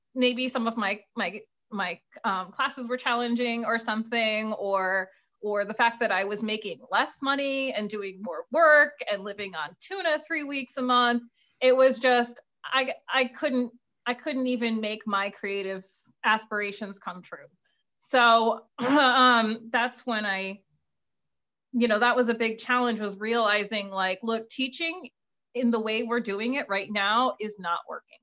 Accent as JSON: {"language": "English", "town": "New Haven", "region": "Connecticut", "country": "United States", "tie": "born or raised there", "said": "I was born in New Haven. I live in a suburb in New Haven County, but sure, I'm New Haven based"}